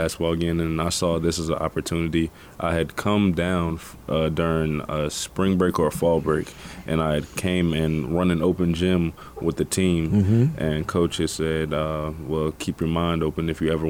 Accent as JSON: {"language": "English", "town": "Richmond", "region": "Virginia", "country": "United States", "tie": "born or raised there", "also_born_or_lived": "Sacramento, California", "said": "Born and raised in Richmond, Virginia. Well, I was born in Sacramento, California. I moved to Richmond when I was 9 years old."}